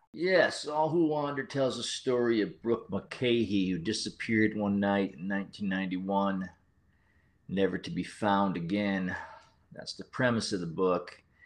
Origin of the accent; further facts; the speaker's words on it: Central Connecticut, United States; moved away; my hometown